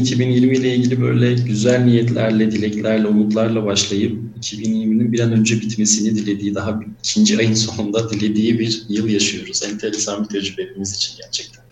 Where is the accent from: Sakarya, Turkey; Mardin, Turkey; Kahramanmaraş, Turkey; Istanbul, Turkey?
Mardin, Turkey; moved away as an adult; also born or lived in Izmir; Ben Mardin doğumluyum. 1988 Mardin doğumluyum. Liseye kadar Mardin'de okudum. Orada büyüdüm.